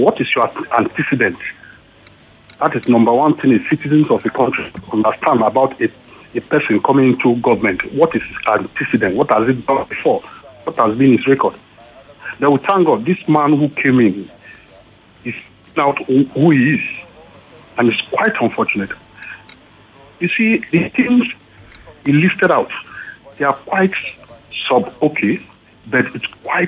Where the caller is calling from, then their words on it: Ikeja, Lagos, Nigeria; I'm calling from Ikeja.